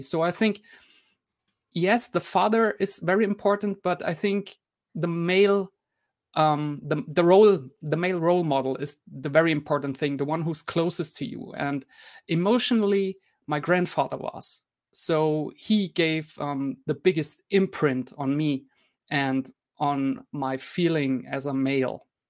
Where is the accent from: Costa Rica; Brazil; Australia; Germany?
Germany; English is a second language; I'm from Germany, so I'm also a not native English speaker